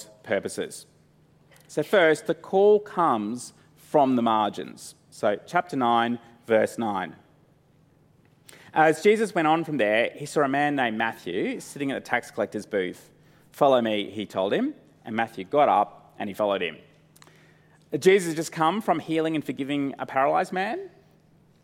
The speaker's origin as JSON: {"language": "English", "town": "Brisbane", "region": "Queensland", "country": "Australia", "tie": "born or raised there", "said": "Growing up in Brisbane"}